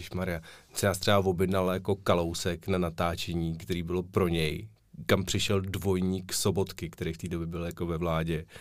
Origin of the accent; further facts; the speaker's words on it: Prague, Czechia; oba jsme rozený Pražáci